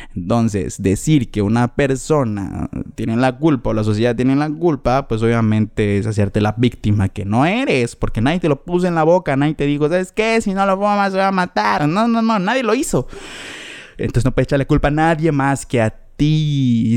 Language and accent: Spanish; Mexico; nací en México, caray, nací en el mejor lugar en donde se come rico